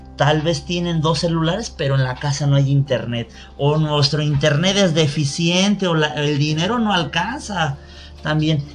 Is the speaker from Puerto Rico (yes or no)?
no; Mexico; los que somos mexicanos y estamos en territorio nacional